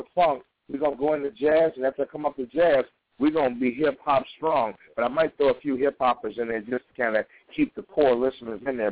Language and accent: English; Chicago, Illinois, United States; I'm from Chicago